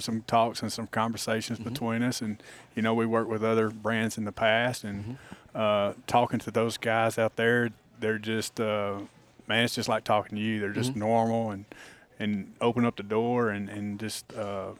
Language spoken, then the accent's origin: English; Texas, United States; I love my home state